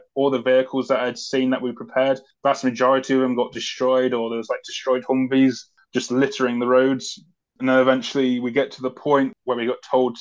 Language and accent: English; United Kingdom; as soon as I said Great Britain